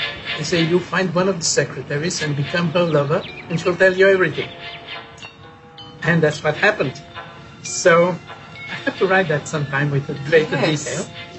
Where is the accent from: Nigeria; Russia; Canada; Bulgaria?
Bulgaria; born there; I was born in Bulgaria, and I was a child during the war